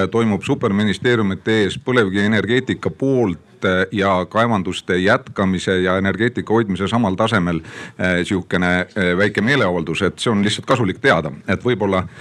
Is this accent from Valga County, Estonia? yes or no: no; Ida-Viru County, Estonia; ja olen Ida-Virumaalt